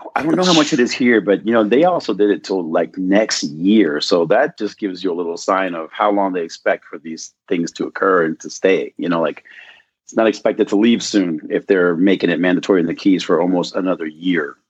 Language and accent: English; Southern California, United States; I grew up in Southern California